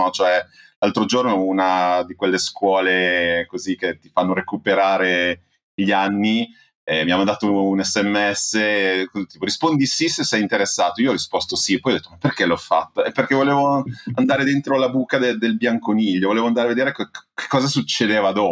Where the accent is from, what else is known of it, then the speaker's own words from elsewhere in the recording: Emilia-Romagna, Italy; Eh, io sono emiliano e abito, diciamo, tra Modena e Bologna, nella campagna emiliana.